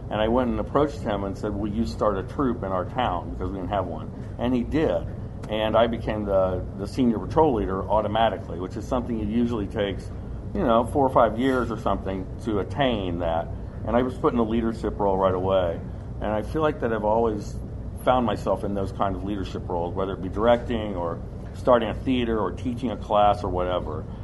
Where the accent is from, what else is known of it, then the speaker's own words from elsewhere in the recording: Kentucky, United States; I grew up doing construction. I'm from Kentucky, and there's a big southern part of me.